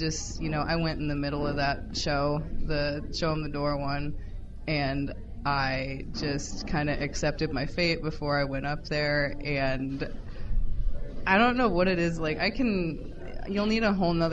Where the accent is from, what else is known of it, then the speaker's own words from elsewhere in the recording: Santa Cruz, California, United States; accent: Valley Girl; moved away; also born or lived in Omaha; I was born in Santa Cruz